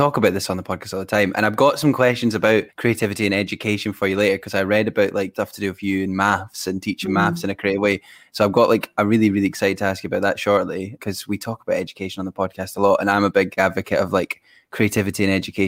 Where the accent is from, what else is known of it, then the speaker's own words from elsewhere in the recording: Fife, Scotland, United Kingdom; now in Edinburgh, United Kingdom; I'm based in Edinburgh and I'm from Fife